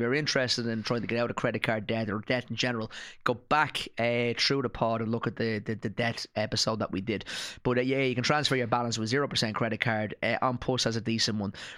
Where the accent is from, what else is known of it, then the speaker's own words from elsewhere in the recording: Ireland; I'm an Irish citizen